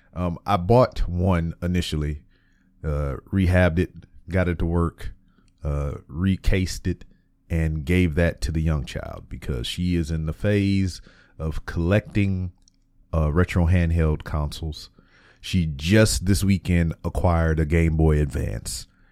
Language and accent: English; Lake Charles, Louisiana, United States; moved away; my hometown of Lake Charles, Louisiana